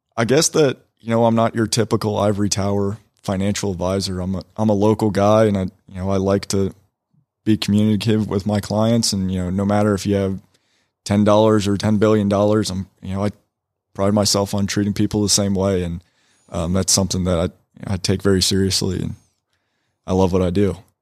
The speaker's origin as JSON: {"language": "English", "town": "Woodstock", "region": "Georgia", "country": "United States", "tie": "born or raised there", "said": "Born and raised in Woodstock, Georgia"}